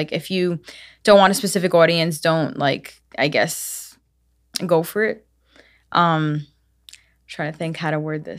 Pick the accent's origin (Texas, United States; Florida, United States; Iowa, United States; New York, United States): New York, United States; Brooklyn; Yes, Brooklyn, actually.